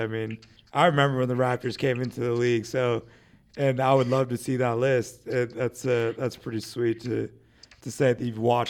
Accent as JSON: {"language": "English", "town": "Seattle", "region": "Washington", "country": "United States", "said": "I'm from Seattle"}